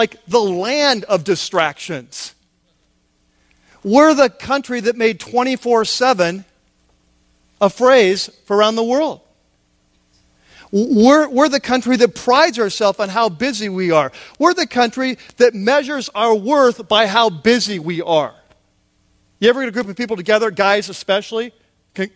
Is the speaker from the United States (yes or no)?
yes; United States; for us as American Christians